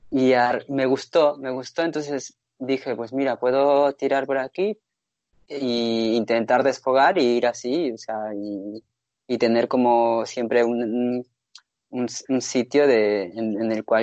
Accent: Basque Country, Spain; moved away as an adult; now in Madrid, Spain; me presenté al concurso de jóvenes diseñadores del País Vasco, porque seguía

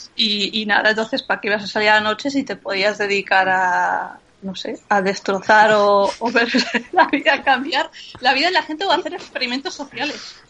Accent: San Sebastián, Basque Country, Spain; nuestras fiestas Santo Tomás de Sebastián son en invierno

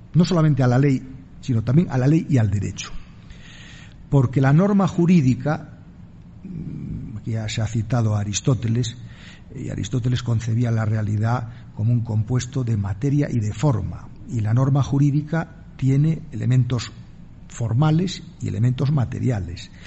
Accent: Spain; en mi país la Constitución española

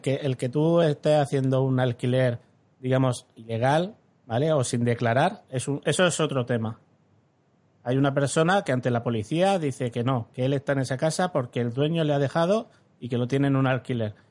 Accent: Alhama de Murcia, Region of Murcia, Spain; el, pueblo donde nací, en Alama

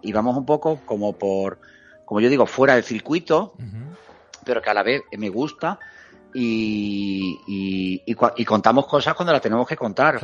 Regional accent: La Algaba, Andalusia, Spain; now in Seville, Spain; Nosotros somos algabeños de La Algaba, yo siempre lo digo, soy un chico de pueblo.

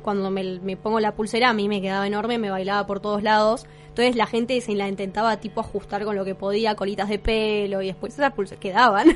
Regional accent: Argentina

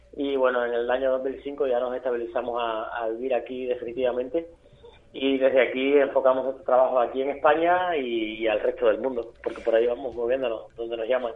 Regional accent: Villa Clara, Cuba; moved away as an adult; also born or lived in Havana; now in Spain; Yo soy de Santa Clara, bodea de del centro de la isla, de un pueblito al lado de Santa Clara

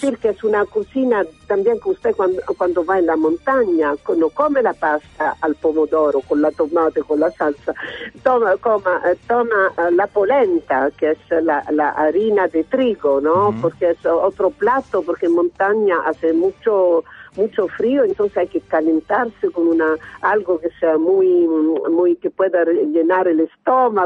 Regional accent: Italy; este país eh, nuestro es un país un poco raro porque está considerado un país muy cultural

